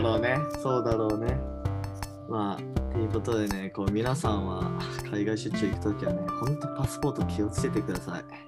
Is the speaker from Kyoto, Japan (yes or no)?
no; Hiroshima, Japan; now in Tokyo, Japan; 僕あの、広島県出身なんで